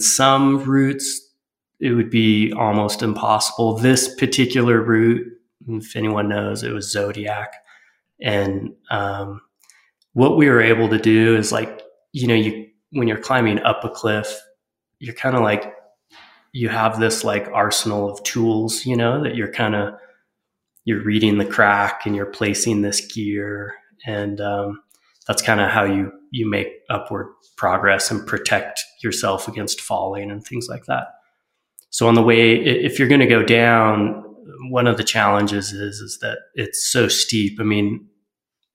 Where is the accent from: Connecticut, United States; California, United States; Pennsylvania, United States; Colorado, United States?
California, United States; Lake Arrowhead; I grew up in Southern California and Lake Arrowhead, the mountains of San Bernardino